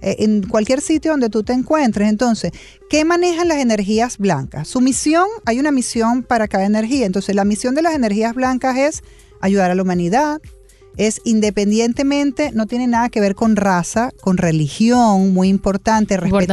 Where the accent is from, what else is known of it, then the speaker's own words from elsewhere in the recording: Venezuela; now in Miami, United States; Yo hace 25 años que yo fuera de Venezuela y todavía soy más venezolana que la arepa